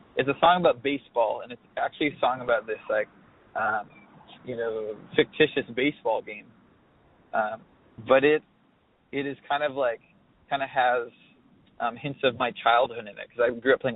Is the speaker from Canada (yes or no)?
yes; Alberta, Canada; It's this small town, a lot like the one I grew up in Alberta